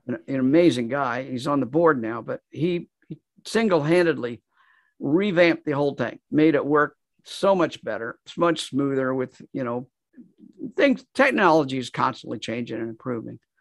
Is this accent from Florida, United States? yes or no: no; Kansas, United States; moved away as an adult; also born or lived in Nashville, Tennessee; moved back to, to my home state of Kansas, and I've been there here ever since